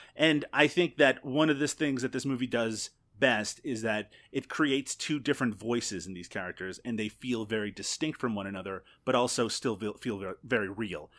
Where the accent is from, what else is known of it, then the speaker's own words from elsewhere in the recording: Newfoundland and Labrador, Canada; now in Ontario, Canada; I grew up in Newfoundland